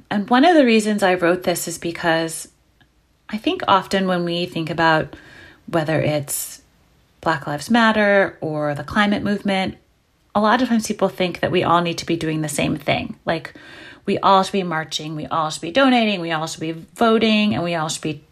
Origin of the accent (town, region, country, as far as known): New York City, New York, United States; born or raised there